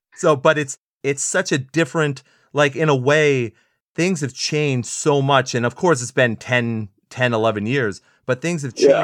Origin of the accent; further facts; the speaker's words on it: San Antonio, Texas, United States; what I grew up on in San Antonio